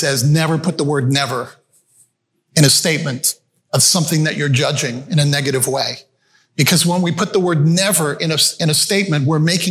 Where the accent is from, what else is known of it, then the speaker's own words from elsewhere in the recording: Canada; also born or lived in Malawi; we moved back to Canada from Malawi, Africa. I grew up in Africa. We moved back to Canada when I was 5-6 years of age.